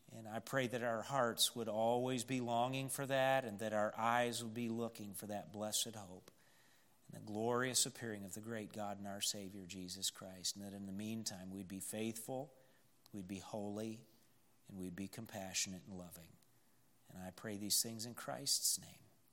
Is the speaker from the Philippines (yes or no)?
no; Wayland, United States; moved away; when we were kids growing up in Wayland